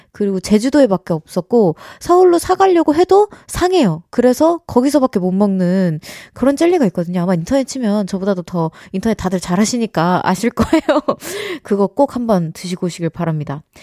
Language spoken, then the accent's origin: Korean; United States; moved away; 미국에서 어린 시절 같이 이제 세월을 보냈던 가족분들은